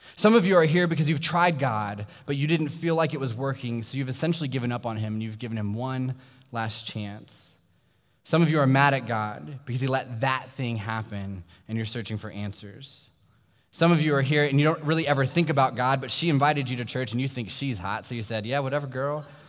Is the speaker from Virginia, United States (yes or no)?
yes; Sterling, Virginia, United States; I grew up in Sterling, Virginia, which is a small suburb about 45 minutes south of here in Loudoun County